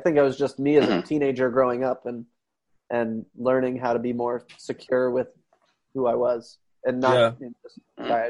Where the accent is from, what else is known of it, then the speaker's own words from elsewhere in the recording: China; So like, since I grew up in China, that was not very normal.